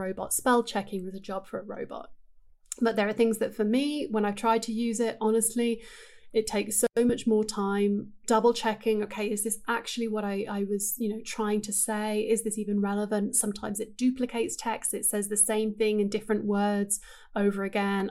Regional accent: England, United Kingdom; moved away as an adult; I grew up in England and I lived there until I was twenty-two.

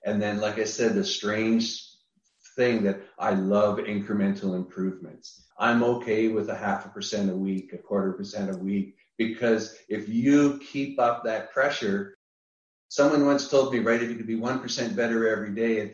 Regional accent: Niagara Falls, Ontario, Canada; moved away; I'm originally from Niagara Falls, Canada. I'm Canadian originally

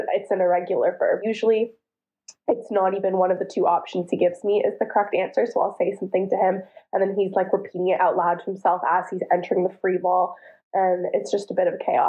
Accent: Ottawa, Ontario, Canada; moved away as an adult; also born or lived in Toronto; now in Istanbul, Turkey; I'm from Ottawa, and I played at the University of Toronto for 5 years

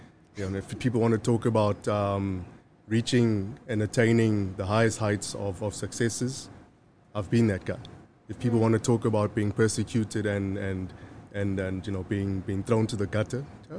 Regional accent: Maputo, Mozambique; also born or lived in Zimbabwe / Zambia; You know, I was born in Maputo, Mozambique, in 1982.

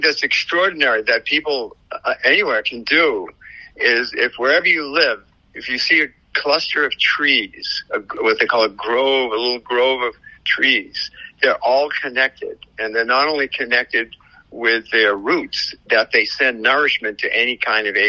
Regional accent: New England, United States; moved away; I'm from New England.

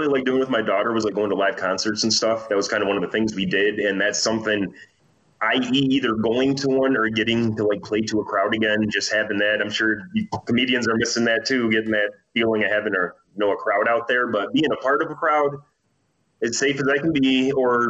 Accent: Michigan, United States; moved away as an adult; now in Illinois, United States; the reason I'm in Illinois is my ex-wife moved down here with my daughter, and that's why I'm down here. But before they moved down here, we're from Michigan

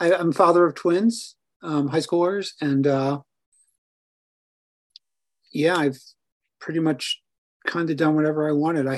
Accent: southern Vermont, United States; I grew up backpacking on the Long Trail as a 7-year-old. You know, so in southern Vermont, and I live in northern Vermont

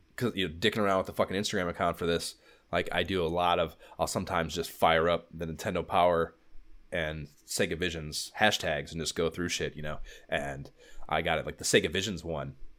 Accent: near Cleveland, Ohio, United States; I'm thirty minutes from Cleveland

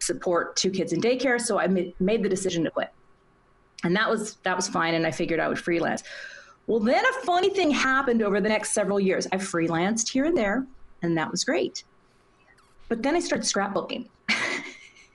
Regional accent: Minnesota, United States; in Minnesota and right next to my hometown.

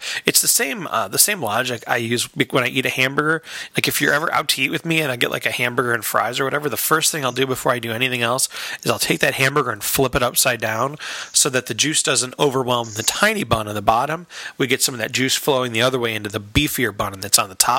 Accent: Chicago, Illinois, United States; I'm from Chicago, where we put mustard on hot dogs

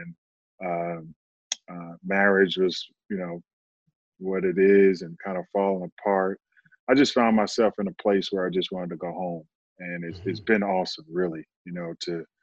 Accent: Oakland, California, United States; moved away as an adult; also born or lived in Indiana; I recently moved back to my hometown of Oakland, California.

